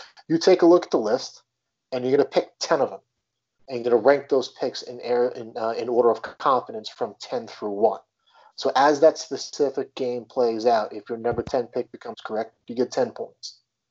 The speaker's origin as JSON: {"language": "English", "area": "Long Island", "region": "New York", "country": "United States", "tie": "born or raised there", "said": "I grew up here on Long Island."}